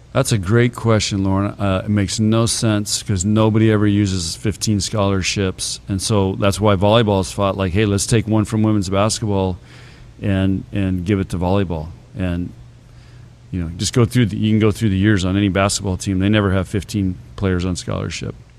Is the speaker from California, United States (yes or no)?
yes; San Diego, California, United States; now in Nebraska, United States; I grew up in San Diego